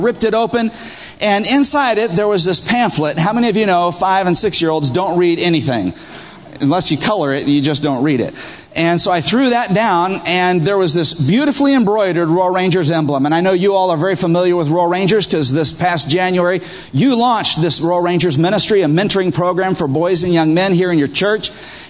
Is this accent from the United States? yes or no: no; Peru; one of the things that always happened when I was growing up in Peru was that I had a morning tradition.